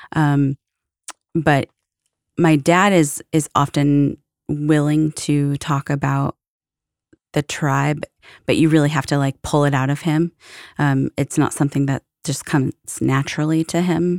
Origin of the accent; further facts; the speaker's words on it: Florence, Oregon, United States; also born or lived in Seattle, Washington; I was born in Seattle, uh, moved when I was pretty young to a small coastal town in Oregon called Florence.